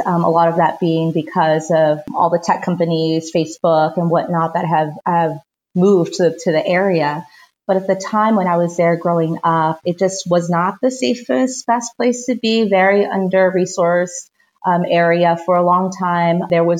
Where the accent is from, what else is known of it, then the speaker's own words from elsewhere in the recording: East Palo Alto, California, United States; I grew up in East Palo Alto, California, but went to school in Redwood City.